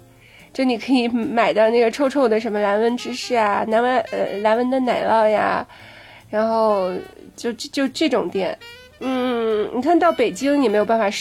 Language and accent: Chinese; Shanghai, China; 哎，我上海人啊。